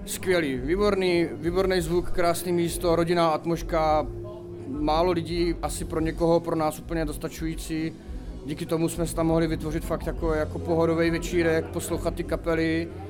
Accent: Brno, South Moravian Region, Czechia; jsme z Brna

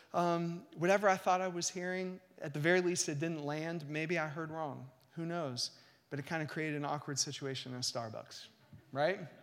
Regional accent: United States; American Christians

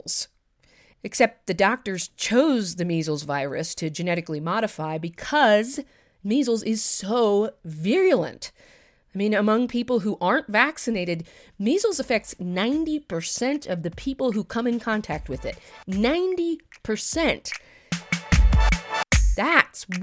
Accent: United States; I'm also an American

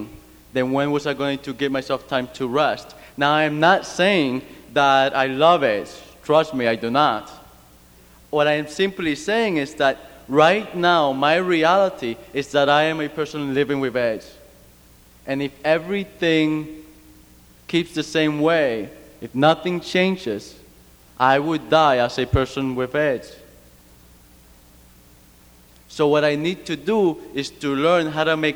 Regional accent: Cuba; now in United States; I grew up in Cuba under a communist regimen.

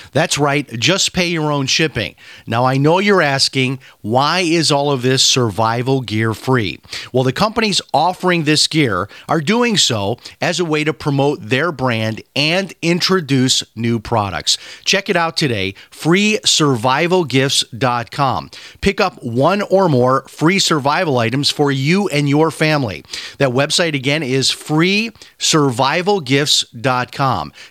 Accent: Chicago, Illinois, United States; I grew up in the Chicago area

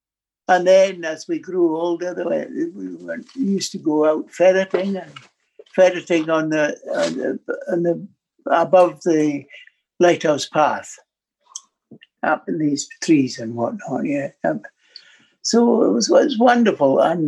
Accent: Tobermory, Scotland, United Kingdom; also born or lived in Glasgow / Tiree; But it was wonderful being brought up in Tobermory.

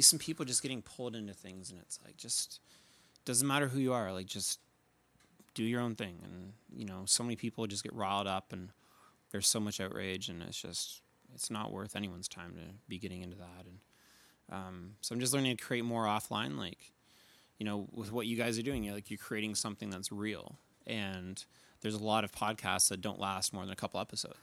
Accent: New Brunswick, Canada; now in Calgary, Canada; I grew up in New Brunswick, but living in Calgary now.

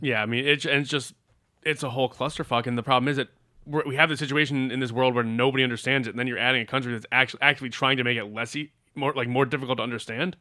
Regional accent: Massachusetts, United States; my home state of Massachusetts

